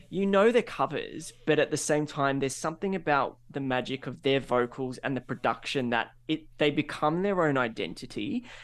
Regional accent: Australia; we're Australian

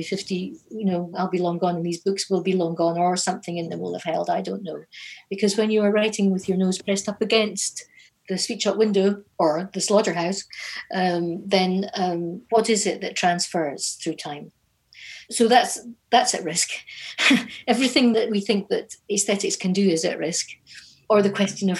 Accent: Inverness, Scotland, United Kingdom; growing up in Inverness

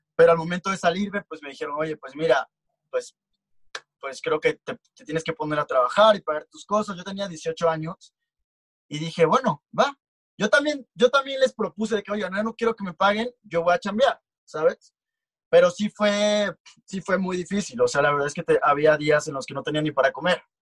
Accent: Comalcalco, Tabasco, Mexico; now in Mexico City, Mexico; yo soy de Tabasco, soy de un pequeño pueblito llamado Comalcalco

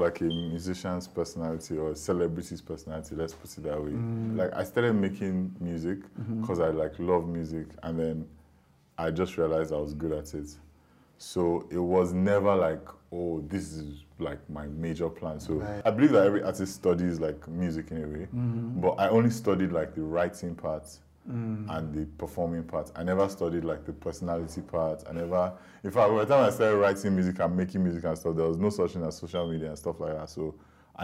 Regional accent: Lagos, Nigeria; moved away; I grew up here. I'm from Lagos.

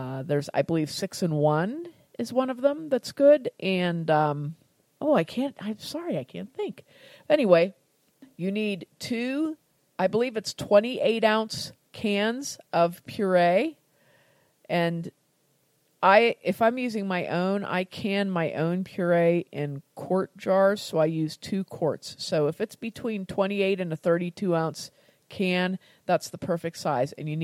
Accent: United States; I'm American

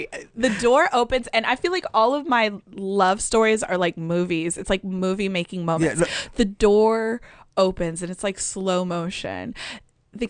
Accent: Atlanta, Georgia, United States; also born or lived in Chicago; I grew up in Atlanta

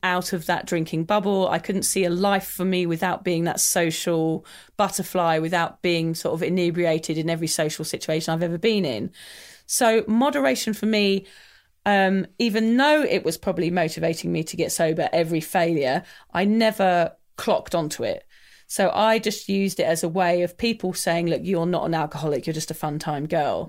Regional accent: England, United Kingdom; I'm English

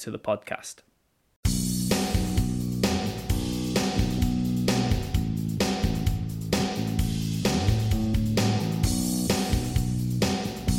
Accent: Wales, United Kingdom; we're so proud to be Welsh and known as being Welsh

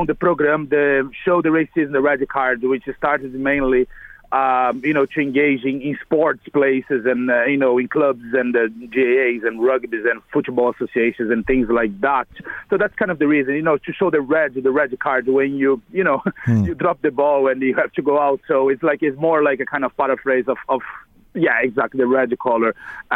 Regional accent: Brazil; moved away as an adult; now in Ireland; I'm originally from Brazil. I came here about 11 years ago

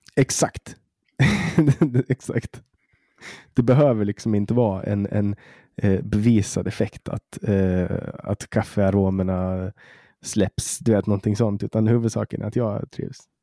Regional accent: Åland, Åland Islands; här på Åland där jag växte upp

